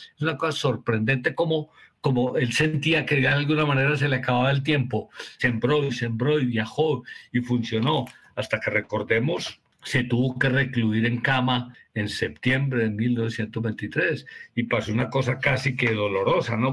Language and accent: Spanish; Colombia; estamos trabajando en Medellín y en Colombia